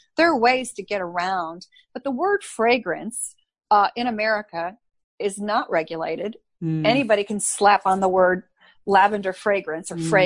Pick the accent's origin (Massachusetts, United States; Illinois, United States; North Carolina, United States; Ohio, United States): Illinois, United States; Chicago; I grew up in Chicago. I'm Scottish heritage